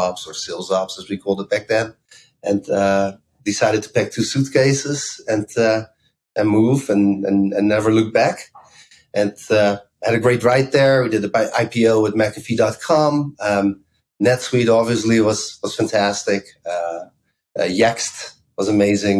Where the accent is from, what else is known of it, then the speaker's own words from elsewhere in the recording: Amsterdam, North Holland, Netherlands; moved away as an adult; also born or lived in Bay Area, United States; now in United States; I grew up in Amsterdam, so I'm Dutch